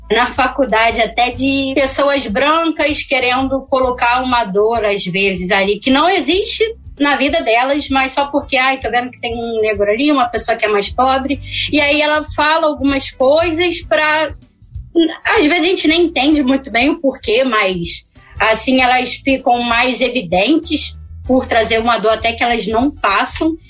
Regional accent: Rio de Janeiro, Brazil; Eu sou aqui da Zona Oeste, eu moro próximo de Santa Cruz

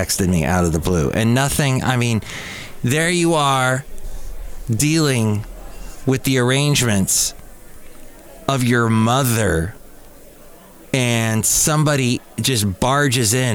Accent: California, United States; I'm a Californian

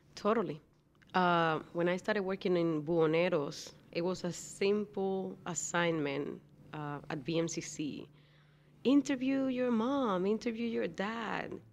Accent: Dominican Republic; moved away; I'm from the Dominican Republic

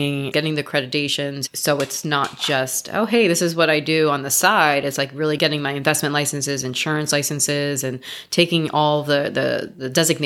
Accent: New York, United States; moved away as an adult; also born or lived in Florida / Miami; now in Los Angeles, United States; I came to Los Angeles 16 years ago. But I grew up in New York.

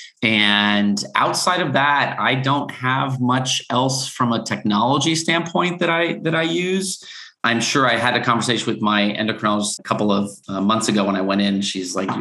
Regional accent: South Florida, United States; I grew up in South Florida

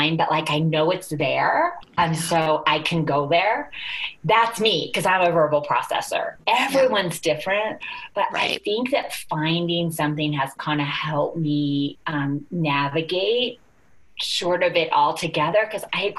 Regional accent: United States; we're from the United States

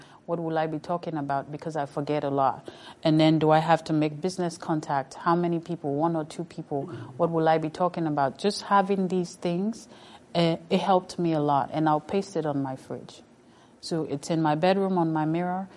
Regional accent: Sierra Leone; moved away; I come from Sierra Leone, the only country where you use air, land, and sea

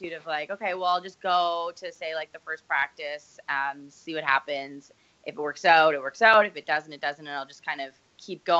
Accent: Nova Scotia, Canada

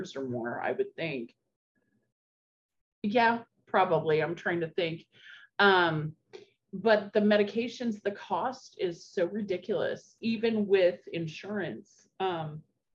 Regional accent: Albany, Oregon, United States; also born or lived in Corvallis, Oregon; I grew up in Albany, Oregon.

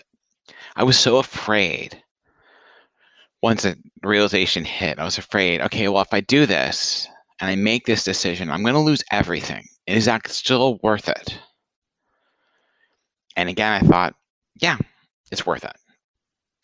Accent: Franklin, Tennessee, United States; moved away; my hometown, Franklin, Tennessee

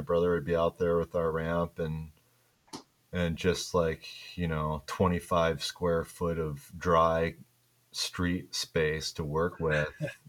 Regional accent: Midwest, United States; growing up in the Midwest.

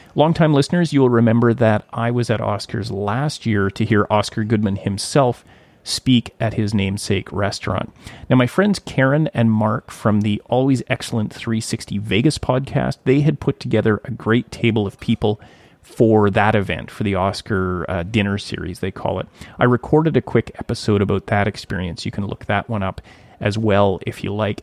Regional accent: Thunder Bay, Ontario, Canada; moved away; my hometown of Thunder Bay

